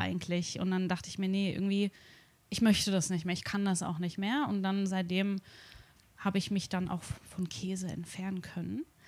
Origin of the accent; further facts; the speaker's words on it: Darmstadt, Hesse, Germany; now in Tokyo, Japan; ich komme aus Darmstadt